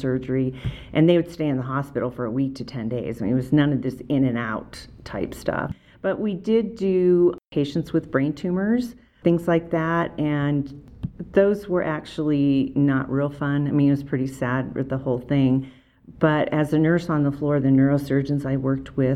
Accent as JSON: {"language": "English", "town": "Erie", "region": "Pennsylvania", "country": "United States", "tie": "born or raised there", "moved": "as an adult", "lives_now": "Summit County, Utah, United States", "said": "I grew up in Erie, Pennsylvania, moved out here when I was 31, and I'm still here"}